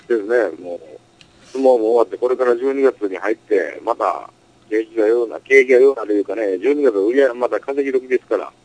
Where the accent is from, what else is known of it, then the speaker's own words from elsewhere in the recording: Osaka, Japan; 僕はの出身大阪やから